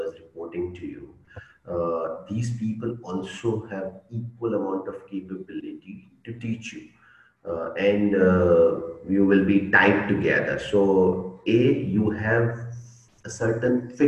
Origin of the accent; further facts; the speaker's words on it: India; English is a second language; I'm from India